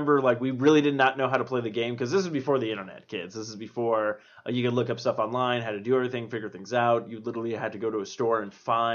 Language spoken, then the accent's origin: English; East Coast, United States; moved away; I am from the East Coast as well